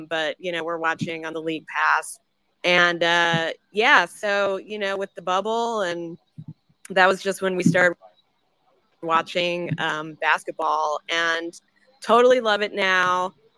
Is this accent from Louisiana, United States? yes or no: yes; New Orleans, Louisiana, United States; moved away as an adult; now in St. Louis, United States; I grew up watching the Saints, growing up in New Orleans, with my family every Sunday. But now I live in St. Louis. I moved up here like 20 years ago.